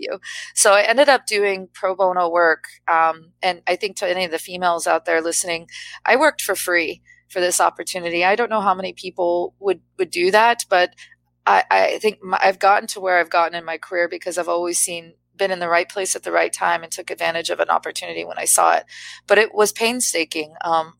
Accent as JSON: {"language": "English", "town": "San Diego", "region": "California", "country": "United States", "tie": "born or raised there", "moved": "yes", "said": "I grew up in San Diego, California"}